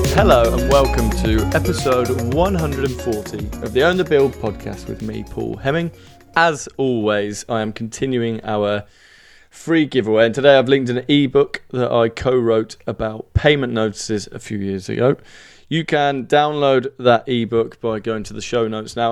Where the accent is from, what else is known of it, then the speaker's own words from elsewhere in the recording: Birmingham, West Midlands, United Kingdom; accent: Brummie; Despite my Brummie accent, I have dual nationality to both the U K and Ireland